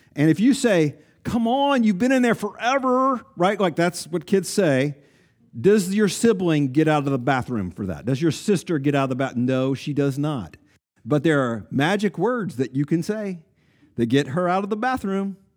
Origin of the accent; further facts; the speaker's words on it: East Tennessee, United States; I grew up in East Tennessee